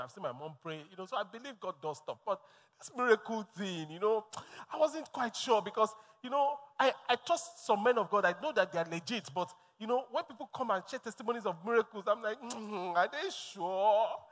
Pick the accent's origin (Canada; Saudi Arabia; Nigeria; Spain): Nigeria; Lagos; born and bred in Lagos